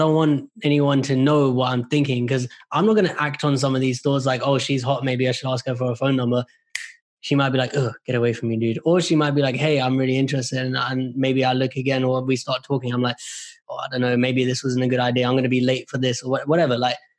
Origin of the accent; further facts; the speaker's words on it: India; So I'm Indian, right? Our people are like, education is God.